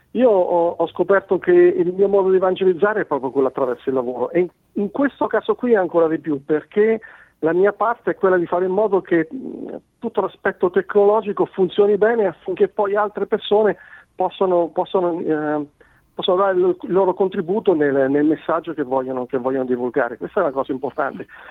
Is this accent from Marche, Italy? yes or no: yes; Marche, Italy; accent: marchigiano; now in Cesena, Italy; sono marchigiano, come si sente dalla, da, dalla mm. parlata, ma non vivo, non vivo nelle Marche. In questo momento Vivo, vivo in Romagna, a Cesena